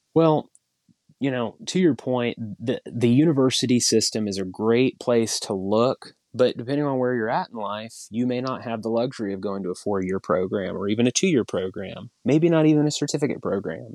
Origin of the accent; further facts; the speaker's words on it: Tuttle, Oklahoma, United States; also born or lived in Norman, Oklahoma / Chickasha, Oklahoma; out in Tuttle, Oklahoma, which is where I, I grew up.